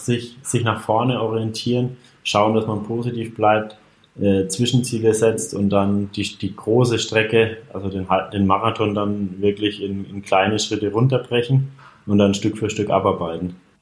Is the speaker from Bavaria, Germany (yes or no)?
yes; a few kilometres from Altenkunstadt, Bavaria, Germany; also born or lived in Bayreuth; in Altenkunststadt. Auch nur ja, wenige Kilometer von meinem Heimatort entfernt